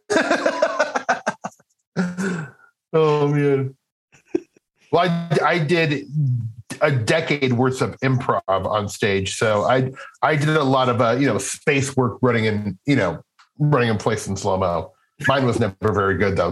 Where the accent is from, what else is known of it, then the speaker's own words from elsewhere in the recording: Midwest, United States; I'm from the Midwest